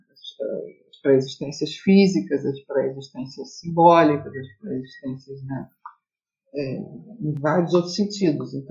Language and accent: Portuguese; Rio de Janeiro, Brazil; E, bom, eu sou do Rio de Janeiro, né, venho de uma, uma tradição aqui modernista em que o piloti é muito forte